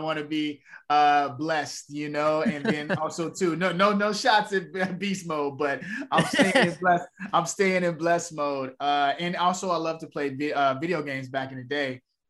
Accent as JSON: {"language": "English", "town": "Chicago", "region": "Illinois", "country": "United States", "tie": "born there", "said": "Yeah, south side of Chicago."}